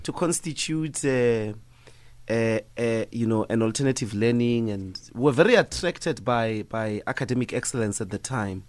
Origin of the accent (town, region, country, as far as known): Evaton, Gauteng, South Africa; born or raised there; moved away; also born or lived in Sasolburg / Johannesburg